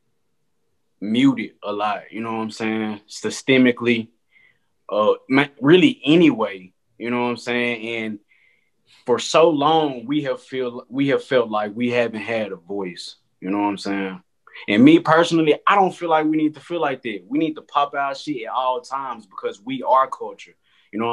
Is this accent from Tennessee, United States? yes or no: yes; Memphis, Tennessee, United States; I'm from Memphis, Tennessee, and I am a photographer.